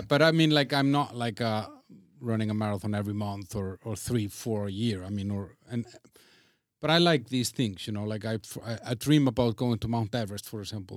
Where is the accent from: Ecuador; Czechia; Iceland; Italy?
Iceland; I'm from Iceland, so I'm used to rain, I'm used to snow